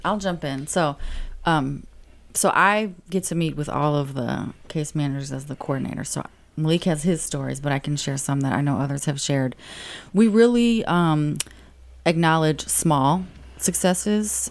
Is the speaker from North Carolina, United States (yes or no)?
no; St. Louis, Missouri, United States; I'm born and raised in Saint Louis City